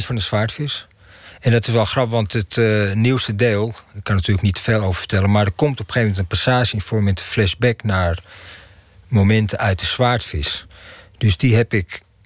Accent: Amsterdam, North Holland, Netherlands; Ik ben in Amsterdam-Zuid opgegroeid

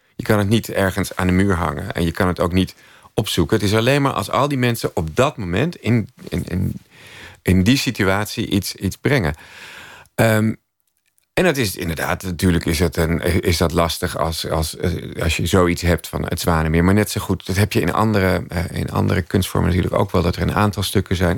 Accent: Amstelveen, North Holland, Netherlands; in Amstelveen waar, waar ik opgroeide

